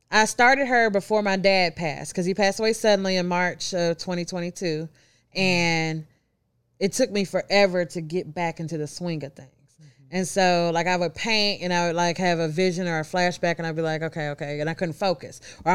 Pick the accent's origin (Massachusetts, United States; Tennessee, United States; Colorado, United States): Tennessee, United States; Memphis; I'm from Memphis.